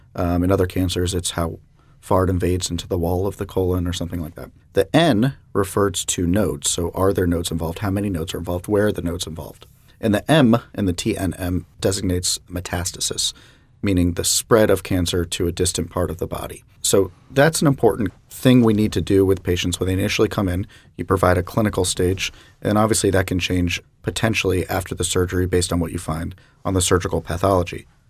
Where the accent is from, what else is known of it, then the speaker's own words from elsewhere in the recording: Jacksonville, Florida, United States; I'm a Jacksonville native myself